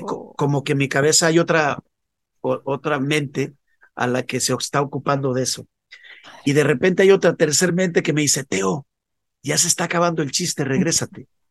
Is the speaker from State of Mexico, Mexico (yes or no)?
no; León, Guanajuato, Mexico; moved away as an adult; also born or lived in Mexico City; Empecé a salir de mi ciudad natal, que es León, Guanajuato